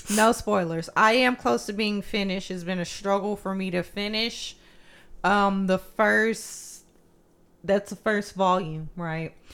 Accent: United States; I'm just American

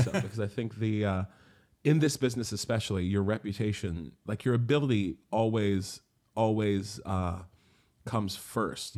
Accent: Morgantown, West Virginia, United States; moved away as an adult; also born or lived in Florida / New York City / Germany / Japan; now in London, United Kingdom; my hometown of Morgantown

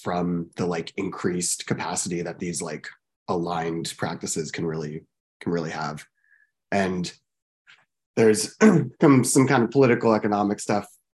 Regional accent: Portland, Oregon, United States; I was born and raised in Portland

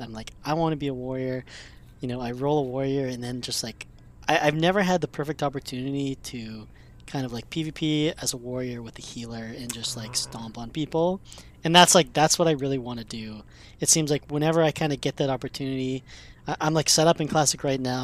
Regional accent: Canada; me being Canadian

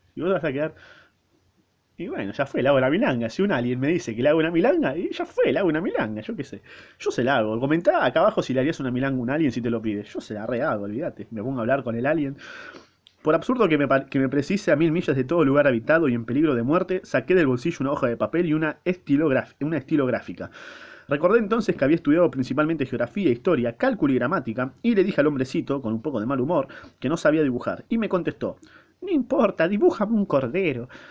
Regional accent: Argentina; yo soy argentino y hablo castellano, español, latino, eh, casi lunfardo

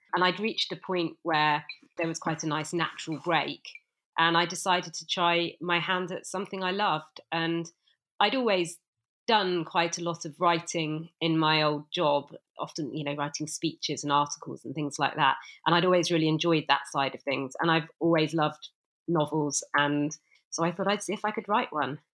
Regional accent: Bristol, South West England, United Kingdom; I'm actually from Bristol

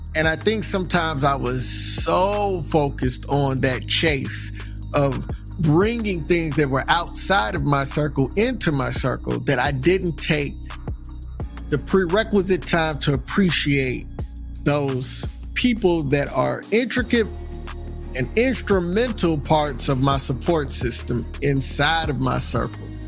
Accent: Texas, United States; also born or lived in Maryland, Virginia, DC area; now in Maryland/Virginia/DC area, United States; I'm from Texas

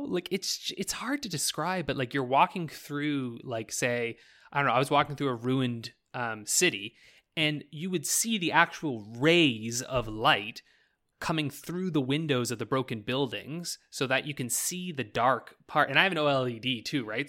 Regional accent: Canada; I'm fucking Canadian.

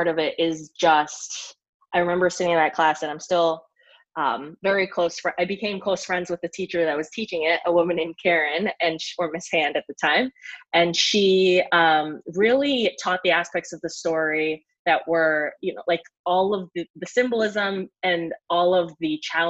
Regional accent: United States; moved away as an adult; also born or lived in Canada / New York City, United States; now in Athens, Greece; raised American

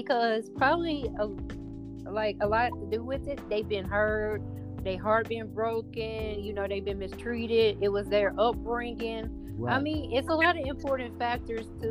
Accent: Jackson, Mississippi, United States; moved away as an adult; now in Atlanta, United States; I'm originally from Jackson, Mississippi, but I'm from Atlanta, Georgia now.

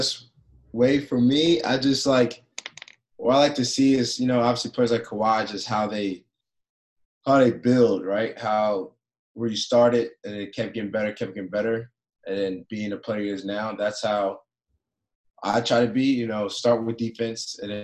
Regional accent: East Coast, United States; moved away as an adult; now in Phoenix, United States; I'm from East Coast my whole life

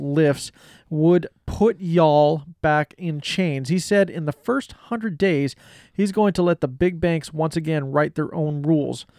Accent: United States; we as the American public

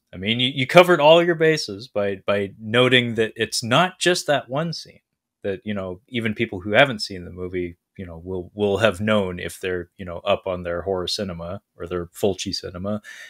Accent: West Coast, United States; I'm from the West Coast, Brad.

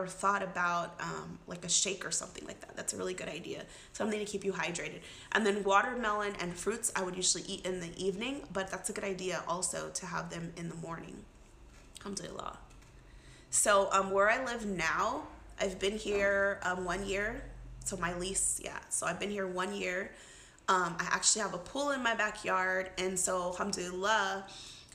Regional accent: United States; being an American Muslim

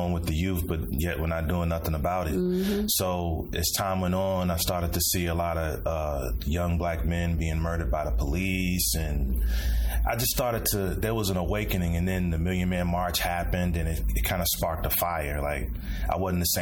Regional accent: Chicago, Illinois, United States; I'm from Chicago, the South Side. Came up mostly in a single parent home

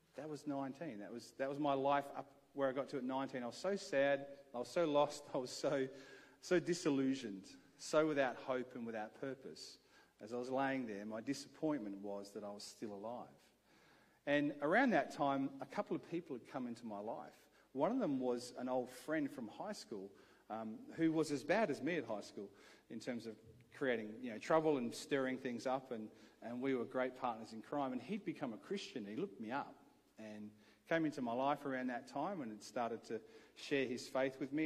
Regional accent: Adelaide, South Australia, Australia; I grew up here in Adelaide

